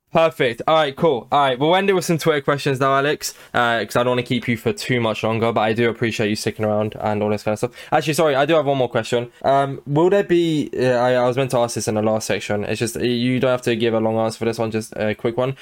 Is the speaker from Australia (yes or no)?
no; England, United Kingdom; I'm English